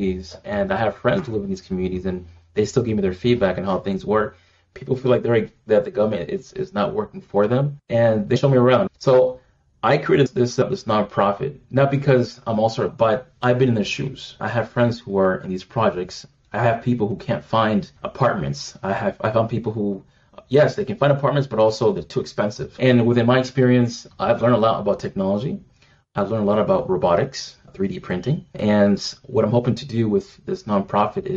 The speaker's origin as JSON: {"language": "English", "country": "United States", "tie": "born or raised there", "said": "being raised here as an American"}